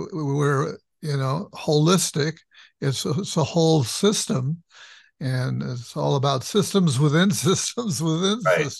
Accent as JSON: {"language": "English", "town": "Los Angeles", "region": "California", "country": "United States", "tie": "born or raised there", "said": "I grew up in LA myself a long time ago."}